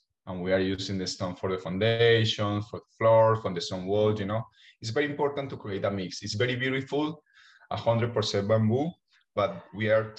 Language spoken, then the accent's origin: English; Colombia; I'm from Colombia